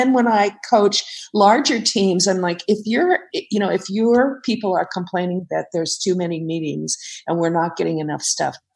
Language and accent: English; Silicon Valley, California, United States; I grew up out here in the Silicon Valley, surrounded by software engineers